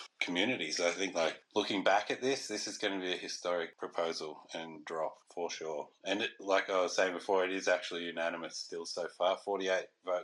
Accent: Australia; also born or lived in Canada; I am an Aussie

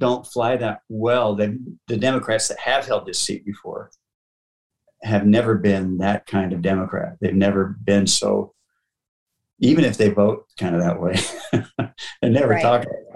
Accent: Millcreek, Utah, United States; I was born and raised in Mill Creek

